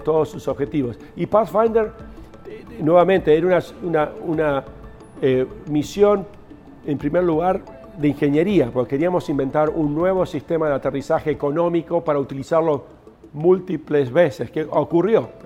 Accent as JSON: {"language": "Spanish", "region": "Buenos Aires", "country": "Argentina", "tie": "born or raised there", "also_born_or_lived": "Río Negro", "moved": "yes", "said": "crecí acá en Buenos Aires"}